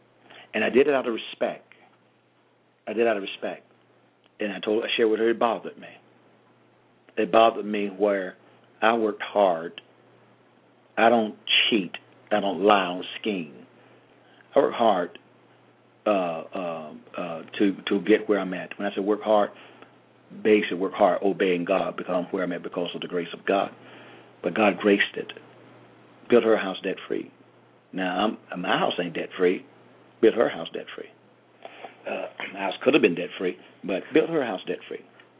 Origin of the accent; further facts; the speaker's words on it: Georgia, United States; I'm from Georgia. I like my garage on the side or the back.